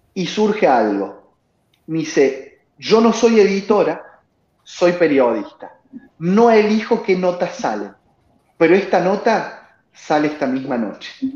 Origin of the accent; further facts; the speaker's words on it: Córdoba, Argentina; En Córdoba, y como cordobés que soy